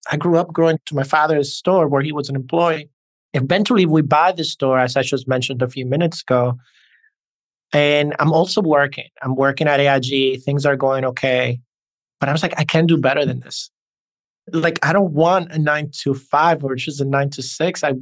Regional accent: New York, United States; accent: New York; And as you can hear, I have this blend of a New York accent and a Hispanic or Latin accent.

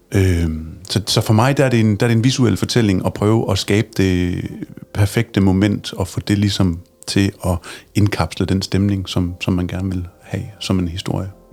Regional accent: Aabenraa, Southern Denmark, Denmark; moved away; min fødeby Åben Rå

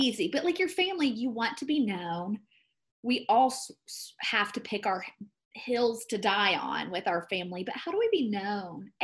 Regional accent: the South, United States; moved away as an adult; now in Colorado, United States; I'm from the South. I know how to be polite. I know how to be an ideal Christian Southern woman

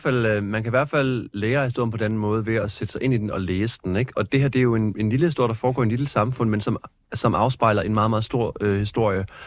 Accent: Skorup, near Svendborg, Funen, Southern Denmark, Denmark; den by, jeg voksede op i, fremgår ligesom, den hedder Skorp, og ligger lige ved siden af Svendborg

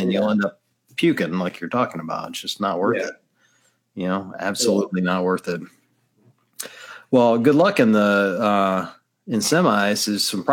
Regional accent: Mississippi, United States; moved away; being raised in the deep South. I mean, I was raised in Mississippi

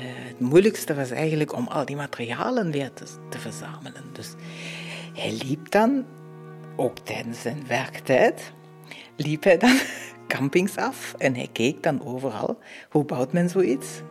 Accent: Dresden, Saxony, Germany; now in Muizen, Belgium; Dat ik mijn kindertijd in Oost-Duitsland heb doorgebracht

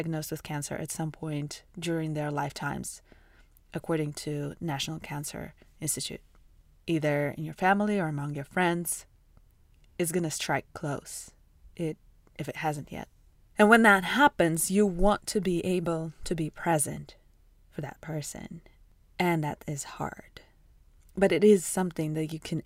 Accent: Russia; now in United States; I'm from Russia

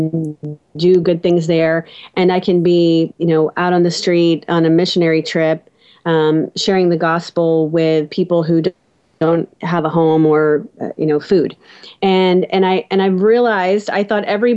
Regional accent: South Louisiana, United States; I was raised in South Louisiana, out in the country

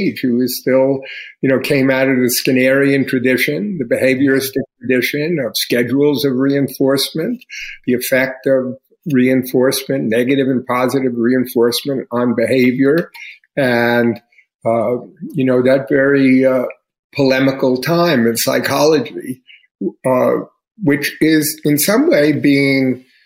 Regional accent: New York City, New York, United States; the environment I grew up with in Queens in the 1950s in a Jewish neighborhood

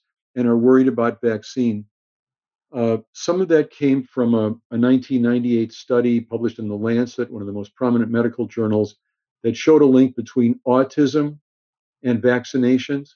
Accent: Los Angeles, California, United States; also born or lived in Chicago; growing up in Los Angeles, when I was in high school

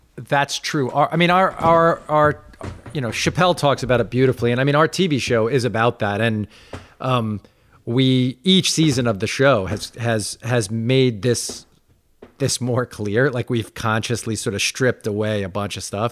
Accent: Roslyn, New York, United States; I'm from Roslyn, so, like, I mean, we grew up twelve minutes from each other

